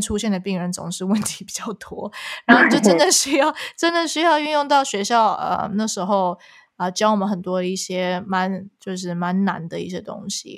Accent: Canada; first language Chinese; 我们又从小在加拿大

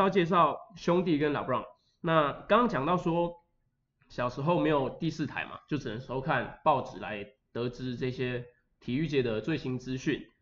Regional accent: Linkou, New Taipei, Taiwan; 我是来自林口的

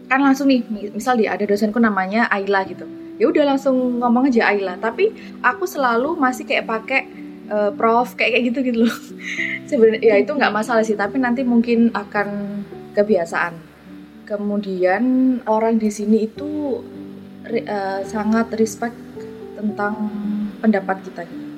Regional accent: Jombang, East Java, Indonesia; accent: medok; moved away as an adult; now in Leeds, United Kingdom; dari Jombang Jawa Timur

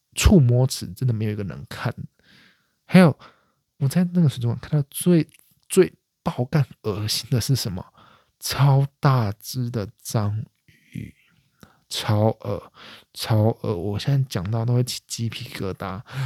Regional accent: Taiwan; 身为台湾人

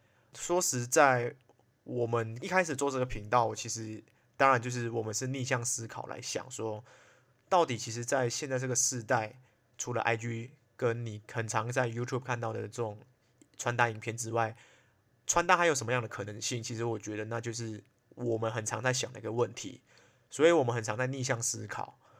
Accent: Malaysia; 我是来自马来西亚，可是已经不太像马来西亚人的…。

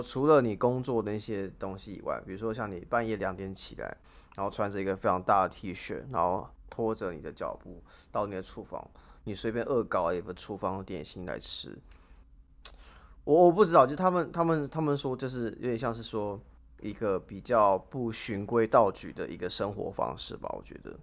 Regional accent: Taiwan; 就是我们台湾人讲的模型

